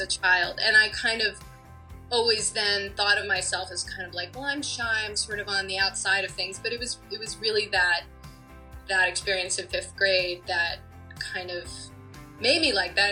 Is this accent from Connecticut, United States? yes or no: yes; Connecticut, United States; I grew up in Connecticut